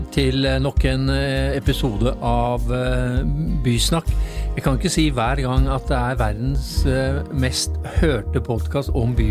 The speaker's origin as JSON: {"language": "Norwegian", "region": "Oslo", "country": "Norway", "tie": "born or raised there", "said": "når jeg vokste opp på Bokerud, så når jeg så denne T-en, så tenkte jeg bare der er byen."}